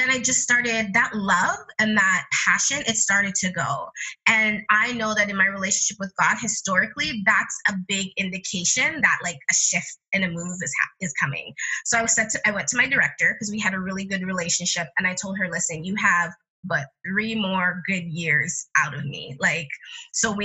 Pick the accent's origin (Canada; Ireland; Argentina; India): Canada; I come from Jamaican parentage, but I was born in Canada